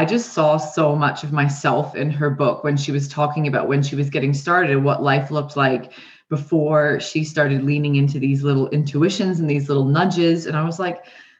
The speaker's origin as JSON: {"language": "English", "country": "Canada", "tie": "born or raised there", "accent": "twang", "moved": "as an adult", "lives_now": "New Zealand", "said": "So I was raised in Canada. And I've been in New Zealand now for 14 years"}